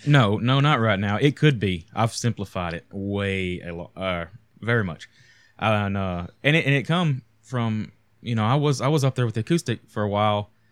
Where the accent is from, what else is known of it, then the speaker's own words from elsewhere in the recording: United States; a American poor kid growing up